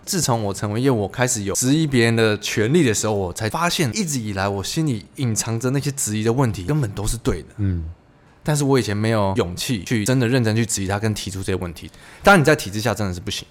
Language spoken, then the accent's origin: Chinese; Taiwan